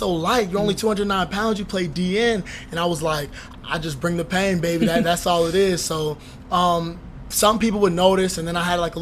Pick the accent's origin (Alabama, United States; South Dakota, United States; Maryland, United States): Maryland, United States; Baltimore; moved away as an adult; also born or lived in Howard County, Maryland; now in Minneapolis, United States; I grew up in Maryland. Was born in Baltimore, Maryland